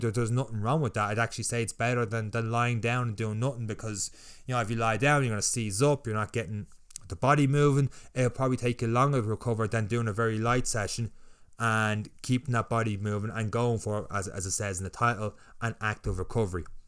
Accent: Ireland; I would be the Irish version

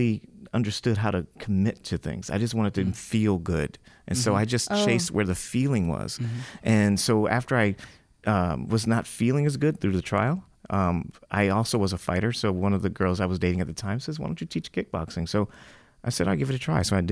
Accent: Los Angeles, California, United States; I grew up here in Hollywood

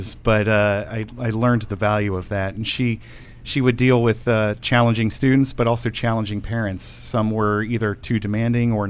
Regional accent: Baltimore, Maryland, United States; I grew up around Baltimore.

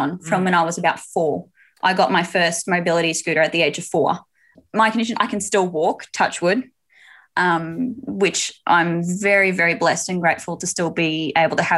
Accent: Queensland, Australia; I hail from the sunny state of Queensland

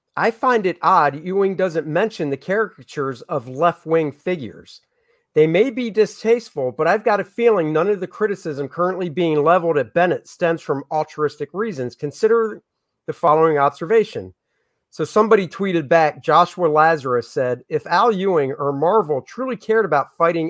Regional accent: United Kingdom; I know I'm Britain. I'm from Britain.

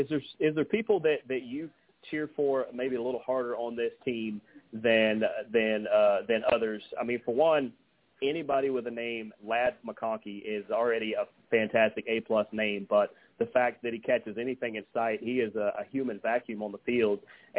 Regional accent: Dallas, Georgia, United States; I see how many people are from Paulding County because my hometown is Dallas. I live about 20 minutes away from it now, but I immediately look for the people from Dallas, from Hiram, from anywhere close

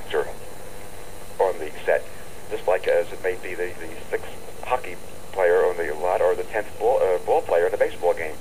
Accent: Philadelphia, Pennsylvania, United States; now in New York, United States; my hometown happens to be Philadelphia

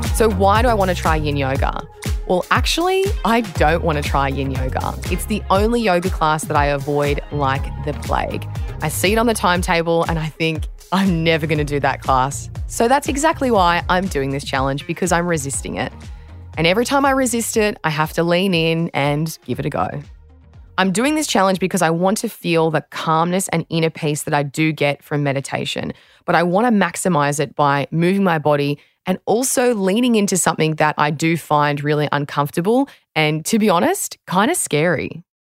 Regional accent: Australia

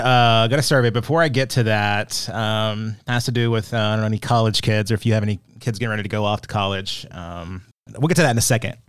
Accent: Arkansas, United States; I was the mascot in my high school where I grew up too in Arkansas.

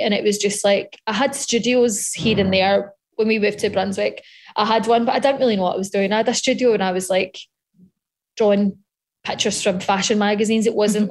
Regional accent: Scotland, United Kingdom; being Scottish

